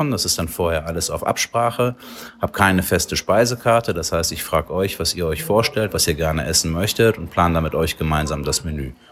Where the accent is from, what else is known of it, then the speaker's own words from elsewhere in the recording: Krefeld, North Rhine-Westphalia, Germany; Genau, ich bin aus Krefeld, habe auf dem alten Schlachthofgelände von Krefeld meine Küche